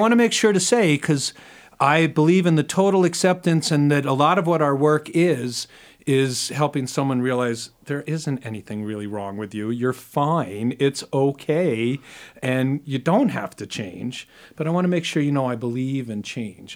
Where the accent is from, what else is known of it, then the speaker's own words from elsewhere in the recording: New York City, New York, United States; I grew up in New York City